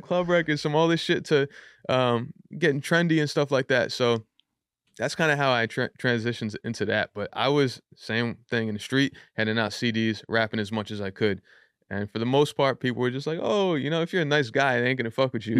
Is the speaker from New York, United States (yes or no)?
yes; Yonkers, New York, United States; also born or lived in Bronx; I was born in the Bronx, but I grew up in Yonkers my entire life.